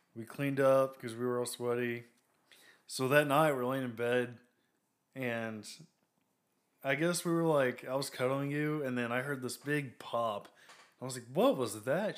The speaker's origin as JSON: {"language": "English", "town": "Waxahachie", "region": "Texas", "country": "United States", "said": "We're from Waxahachie."}